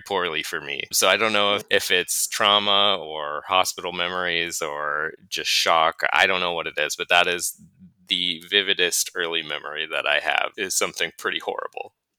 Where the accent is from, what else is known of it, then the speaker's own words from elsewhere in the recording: Duluth, Minnesota, United States; moved away as an adult; I was born and raised and grew up and spent at this point still more than half of my life in Duluth, Minnesota